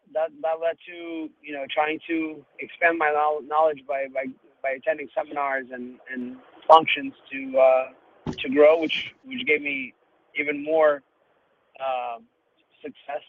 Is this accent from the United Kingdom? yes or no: no; Uzbekistan; now in United States; I'm from Uzbekistan, and I came to the United States, kind of fled from Uzbekistan due to racial reasons